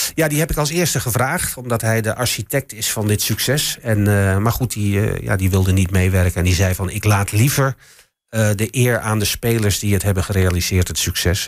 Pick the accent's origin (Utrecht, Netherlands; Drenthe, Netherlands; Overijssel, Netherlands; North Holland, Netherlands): Overijssel, Netherlands; Enschede; ik kom ook uit Enschede natuurlijk. Ik ben hier geboren. Ik stond vroeger ook als, als, als jongetje van, van, van, van negen jaar stond ik op vak PP